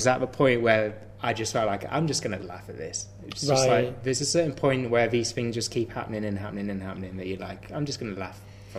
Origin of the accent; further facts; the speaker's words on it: Midlands, United Kingdom; I'm from